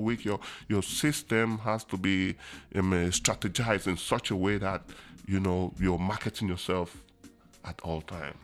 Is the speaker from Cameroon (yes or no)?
yes; Buea, Southwest Region, Cameroon; moved away as an adult; also born or lived in Asia / United States; now in Kingston, Jamaica; I was born in Boya, and I did all my education in Boya, Cameroon, in the beautiful city